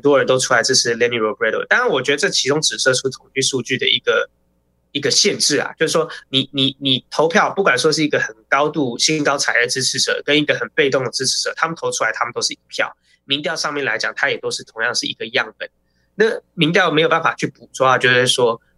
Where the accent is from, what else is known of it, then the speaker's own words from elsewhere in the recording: New Taipei, Taiwan; 我新北人，新北人